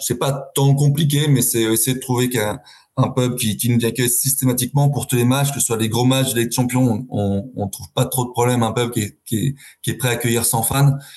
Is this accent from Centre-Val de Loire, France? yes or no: no; Paris, Île-de-France, France; now in London, United Kingdom; moi, j'ai grandi à Paris, à, 500 mètres du parc